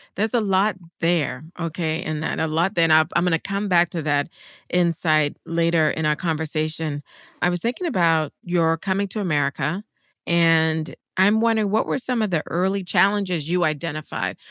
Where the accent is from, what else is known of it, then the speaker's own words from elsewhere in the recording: South Carolina, United States; I'm from the South. We didn't have a lot of Jesuits. so I don't remember any Jesuits ever in South Carolina